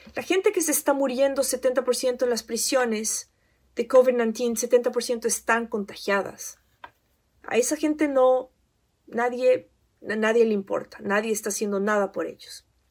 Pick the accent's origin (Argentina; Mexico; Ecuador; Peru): Ecuador; now in United States; soy ecuatoriana y que he vivido en Estados Unidos por más de 20 años